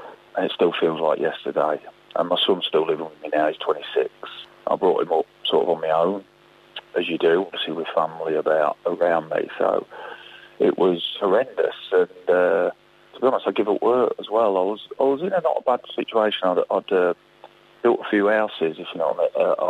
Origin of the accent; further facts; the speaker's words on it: Boston, East Midlands, United Kingdom; Boston United, but that was my hometown club. It's where I'm from